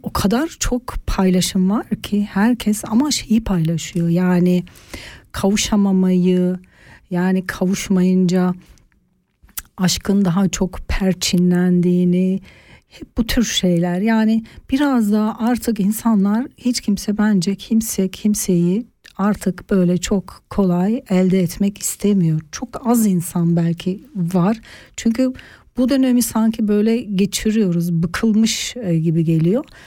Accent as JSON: {"language": "Turkish", "country": "Turkey", "tie": "born or raised there", "moved": "yes", "lives_now": "Switzerland", "said": "Türkiye kültüründe yetiştim."}